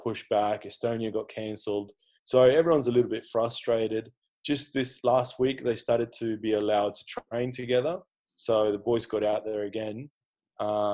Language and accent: English; Brisbane, Queensland, Australia; moved away as an adult; now in Austria; So I'm from Brisbane, and I played for Sherwood Magpies all my senior footy and the later part of junior footy.